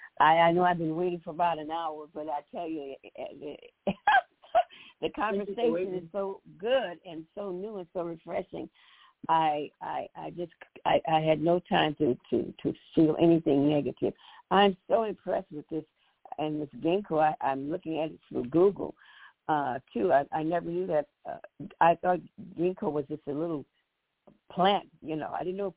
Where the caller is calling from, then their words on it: Chicago, Illinois, United States; from Chicago.